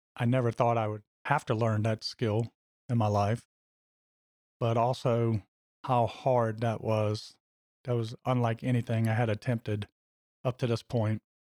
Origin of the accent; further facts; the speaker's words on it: Louisiana, United States; my home state of Louisiana